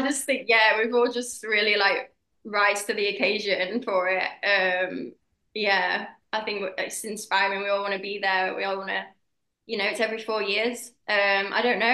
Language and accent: English; United Kingdom; I'm British